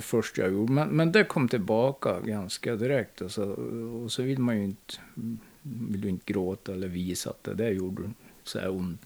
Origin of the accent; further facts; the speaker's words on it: Hagfors, Värmland, Sweden; Jag är född i Hagfors